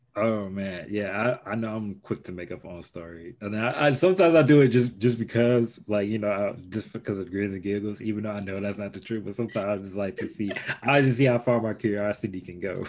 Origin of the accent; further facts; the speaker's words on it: Chicago, Illinois, United States; now in Indiana, United States; I grew up in Chicago